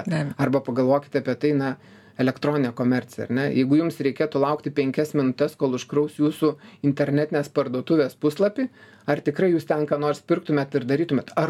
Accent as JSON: {"language": "Lithuanian", "country": "Lithuania", "said": "mes lietuviai tokie kuklus"}